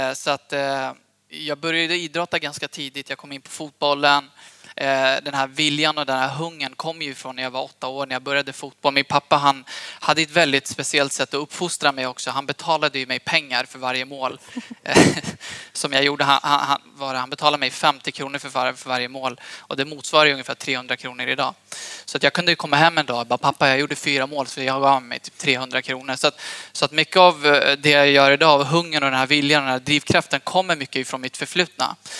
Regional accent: Eskilstuna, Södermanland, Sweden; also born or lived in Hallstahammar; jag är född och uppvuxen i Eskilstuna från början

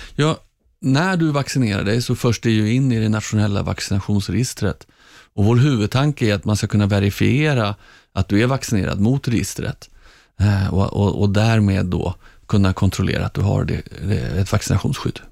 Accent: Stockholm, Stockholm County, Sweden; Jag är uppvuxen i Hagsätra längst ut på linje 19 i Stockholms södra förorter.

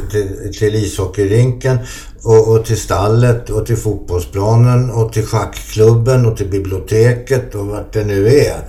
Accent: Solna, Stockholm County, Sweden; jag är också uppvuxen i Solna

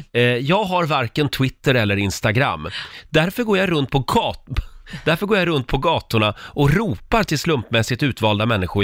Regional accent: Gävle, Gävleborg County, Sweden; jag kommer från Gävle

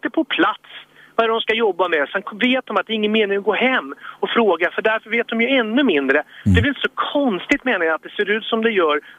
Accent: Sweden; vi är så kallade svenskar ifrån ja, väldigt långt tillbaka.

